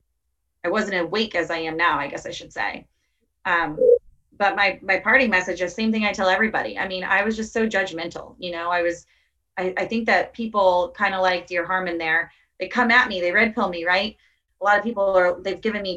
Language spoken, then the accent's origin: English; Tampa, Florida, United States; I'm from Tampa